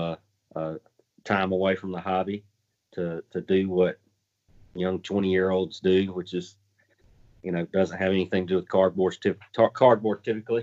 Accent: the South, United States; Growing up in the South, we had two channels that we could watch

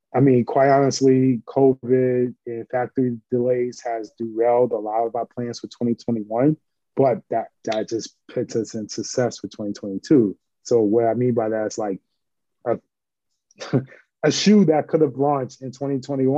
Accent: New York City, New York, United States; I grew up in St. Nick Projects in Harlem, 131st 8th Avenue, building 260

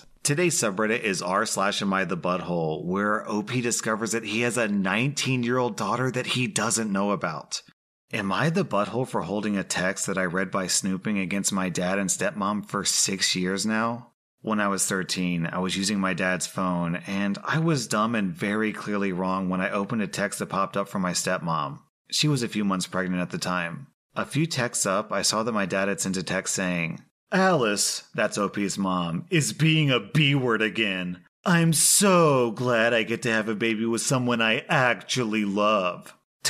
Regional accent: Belgium; I told her I'm from Belgium, so I also speak French

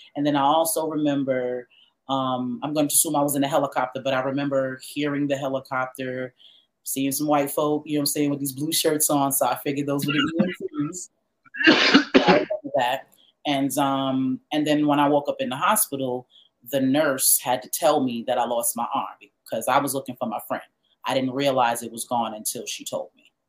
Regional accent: New York City, New York, United States; also born or lived in Pennsylvania; I'm from New York.

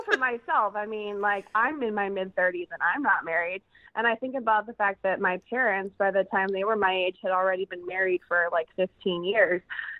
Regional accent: Chicago, Illinois, United States; I live in the Chicagoland area. I live in a suburb of Chicago.

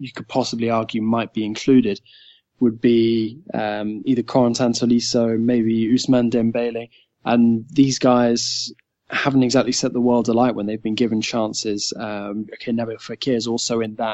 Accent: England, United Kingdom; an English guy

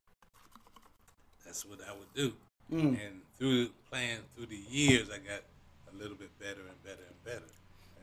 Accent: New York City, New York, United States; moved away; also born or lived in Columbia, South Carolina; I'm from Columbia, South Carolina. Raised in New York.

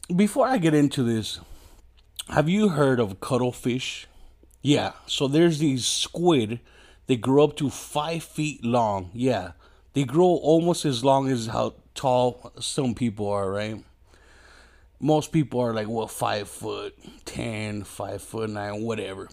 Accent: Mexico; I'm just a fat Mexican

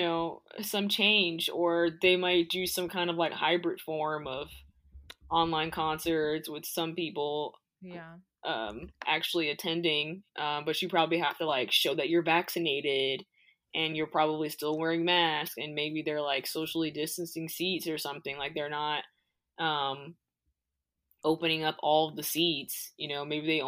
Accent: Florida, United States; moved away; I'm from Florida.

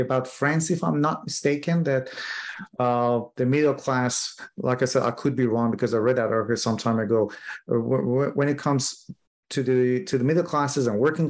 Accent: Iran; Iran, which is my home country

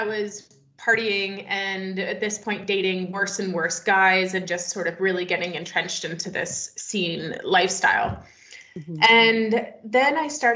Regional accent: just outside of Toronto, Ontario, Canada; also born or lived in Wyoming, United States; now in British Columbia, Canada; I grew up just outside of Toronto.

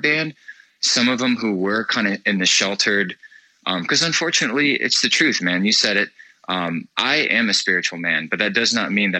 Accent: Florida, United States; we are from Florida

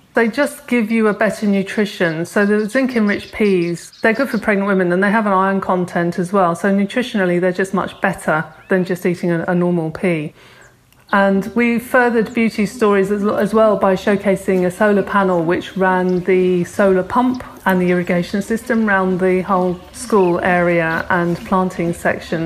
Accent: Cornwall, South West England, United Kingdom; I come from Cornwall, and my friend who I worked on the garden with, Charlotte, we went to school together in Cornwall

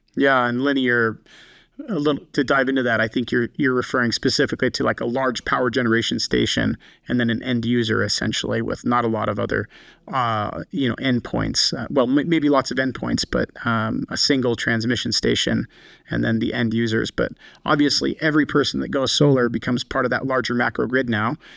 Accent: Colstrip, Montana, United States; now in Salt Lake City, United States; the community I grew up in, Colstrip, Montana

